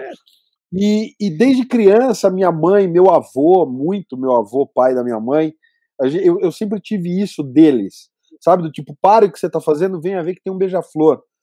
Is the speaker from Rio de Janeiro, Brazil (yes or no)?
no; Campinas, São Paulo, Brazil; moved away as an adult; Eu morava em São Paulo na época, e eu sou de Campinas